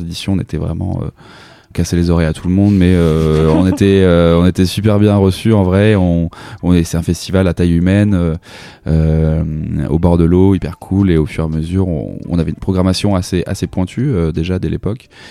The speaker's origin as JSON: {"language": "French", "town": "La Rochelle", "region": "Nouvelle-Aquitaine", "country": "France", "tie": "born or raised there", "said": "je viens de La Rochelle"}